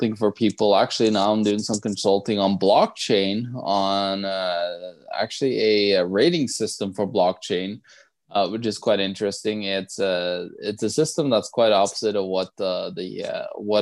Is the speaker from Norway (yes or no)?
yes; Norway; I'm from Norway